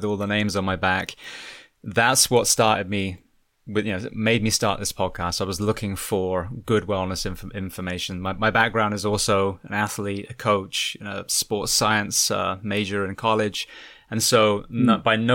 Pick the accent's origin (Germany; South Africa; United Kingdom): United Kingdom; Bath, South West England; moved away as an adult; now in California, United States; I'm from a place called Bath, which is a beautiful Roman city